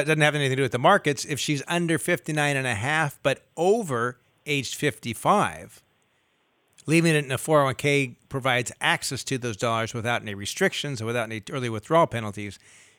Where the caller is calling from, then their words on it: Sacramento, California, United States; Yeah, Sacramento.